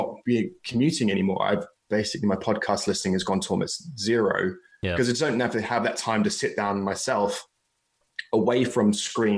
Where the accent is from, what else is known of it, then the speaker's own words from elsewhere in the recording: England, United Kingdom; Being English